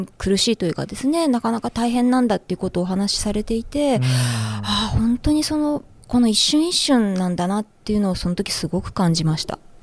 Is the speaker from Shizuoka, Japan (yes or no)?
yes; Shizuoka, Japan; 身は静岡です